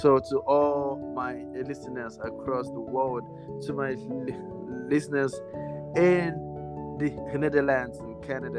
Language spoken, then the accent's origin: English; Nigeria; Not because I'm Nigerian, but because I have good taste of food.